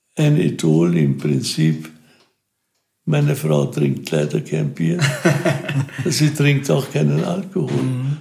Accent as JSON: {"language": "German", "town": "Wiener Neustadt", "region": "Lower Austria", "country": "Austria", "also_born_or_lived": "Burgenland", "said": "Ich komme aus Wiener Neustadt"}